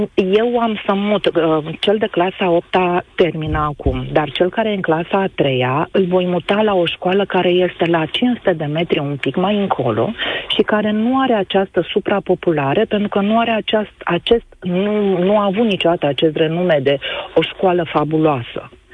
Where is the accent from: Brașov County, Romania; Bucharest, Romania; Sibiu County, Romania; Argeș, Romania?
Bucharest, Romania; born or raised there